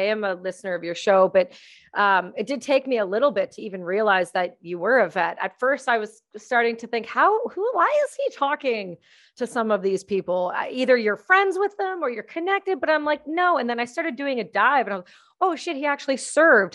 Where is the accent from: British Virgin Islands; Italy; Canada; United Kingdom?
Canada; now in British Columbia, Canada; being a Canadian